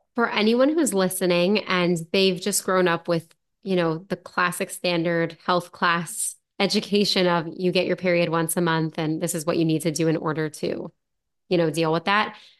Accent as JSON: {"language": "English", "country": "United States", "said": "I'm from the United States"}